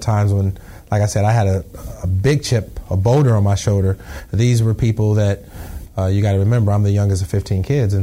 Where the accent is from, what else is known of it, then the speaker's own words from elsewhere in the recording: Indiana, United States; moved away as an adult; now in St. Louis, United States; growing up in Indiana